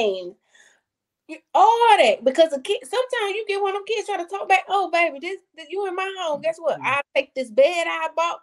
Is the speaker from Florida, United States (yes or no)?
no; Saginaw, Michigan, United States; I'm from Saginaw, Michigan, in case nobody knows. Sag Nasty, that's what we call it